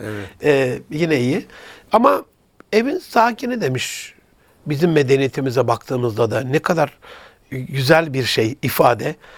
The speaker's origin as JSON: {"language": "Turkish", "region": "Gaziantep", "country": "Turkey", "tie": "born or raised there", "said": "memleketim olan Gaziantep'e"}